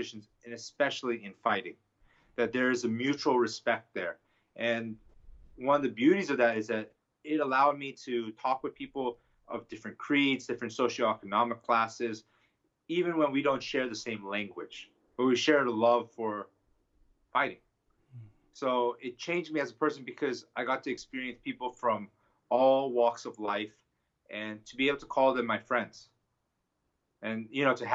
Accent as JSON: {"language": "English", "town": "Los Angeles", "region": "California", "country": "United States", "tie": "born or raised there", "also_born_or_lived": "East Coast", "said": "when I returned back to Los Angeles"}